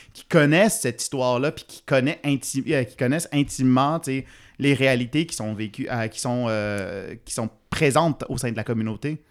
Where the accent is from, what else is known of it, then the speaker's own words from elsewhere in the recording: Ontario, Canada; now in Montreal, Canada; je suis franco-ontarien